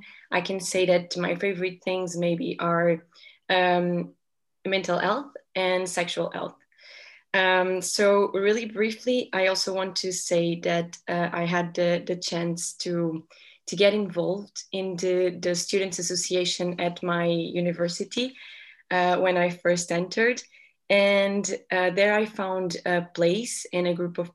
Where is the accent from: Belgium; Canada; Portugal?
Portugal; I'm 23 years old and I'm from Portugal.